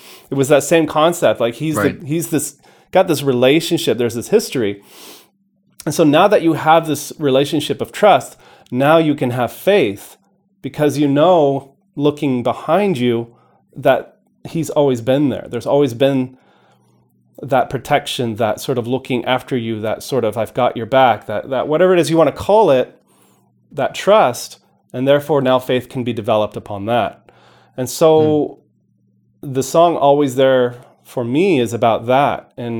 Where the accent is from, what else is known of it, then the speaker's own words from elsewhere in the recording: Portugal; I think just the experiences of growing up in Portugal, for example, were just so wonderful.